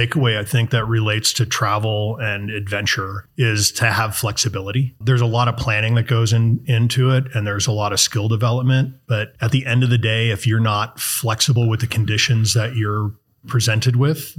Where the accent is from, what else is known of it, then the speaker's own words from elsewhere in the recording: La Grange, Illinois, United States; I grew up in Chicago, in the suburbs of Chicago, in a place called LaGrange, you know, about 30 minutes outside of the city from the lakefront.